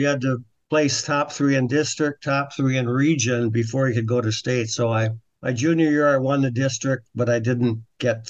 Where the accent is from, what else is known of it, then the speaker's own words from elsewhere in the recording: Champlin, Minnesota, United States; I grew up in Champlin. I grew up on the Mississippi River, and so as a kid, I had a lot of activities on the river.